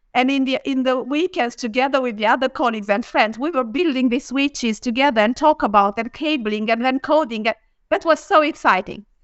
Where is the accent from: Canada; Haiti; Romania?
Romania; moved away as an adult; also born or lived in Bucharest, Romania / Denmark / Lund, Sweden; now in Sweden; I'm from Romania. I'm in Bucharest